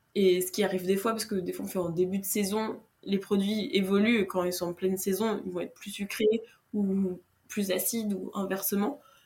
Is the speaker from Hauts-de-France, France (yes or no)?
no; Brittany, France; je suis bretonne